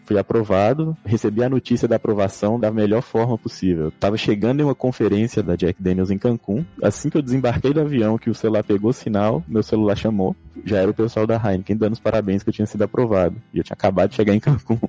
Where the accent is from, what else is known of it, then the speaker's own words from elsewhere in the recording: Montes Claros, Minas Gerais, Brazil; moved away as an adult; also born or lived in Belo Horizonte, Brazil / Guadalajara, Mexico; now in Monterrey, Mexico; eu sou de Montes Claros, norte de Minas Gerais.